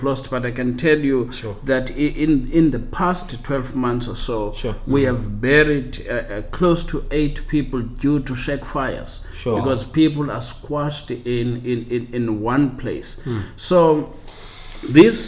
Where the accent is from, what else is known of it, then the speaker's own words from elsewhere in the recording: Cofimvaba, Eastern Cape, South Africa; now in Strand, South Africa; I was born in Kofimvaba in Eastern Cape.